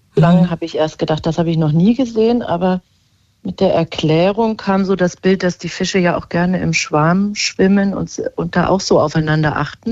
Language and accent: German; Berlin, Germany; Ich bin Berlinerin